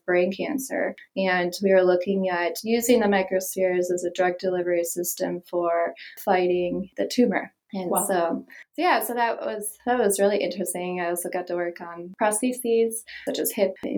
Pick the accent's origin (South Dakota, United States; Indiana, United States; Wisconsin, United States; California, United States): Wisconsin, United States; outside of Milwaukee; now in Las Vegas, United States; I grew up in Wisconsin, outside of Milwaukee.